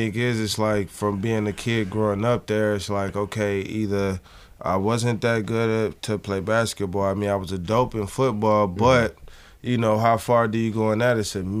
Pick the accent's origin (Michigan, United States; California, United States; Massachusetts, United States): Michigan, United States; Muskegon Heights; I actually grew up in Muskegon, Michigan.